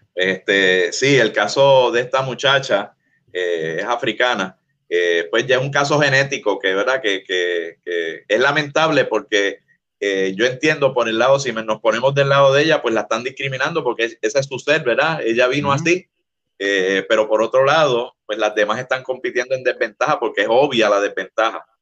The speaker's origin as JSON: {"language": "Spanish", "country": "Puerto Rico", "said": "Como decimos en Puerto Rico"}